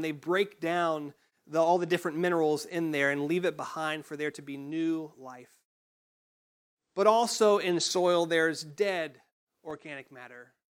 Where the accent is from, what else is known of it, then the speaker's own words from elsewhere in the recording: United States; growing up in Johnson County